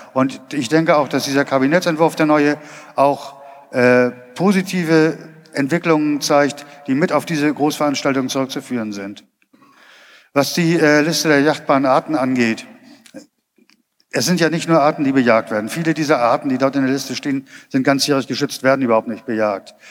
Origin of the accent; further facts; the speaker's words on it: Schleswig-Holstein, Germany; moved away as an adult; now in North Rhine-Westphalia, Germany; ich bin ursprünglich aus Schleswig-Holstein, war da in meiner Jugend schon aktiv im Naturschutz und äh, wohne seit äh, 2005 in Nordrhein-Westfalen